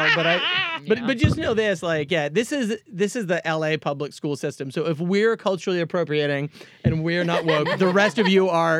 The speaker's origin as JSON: {"language": "English", "region": "Massachusetts", "country": "United States", "said": "I'm from Massachusetts"}